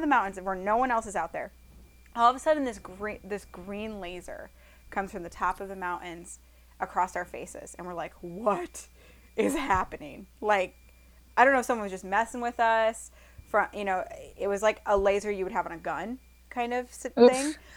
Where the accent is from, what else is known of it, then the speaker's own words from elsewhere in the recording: Iowa, United States; him and I are from Iowa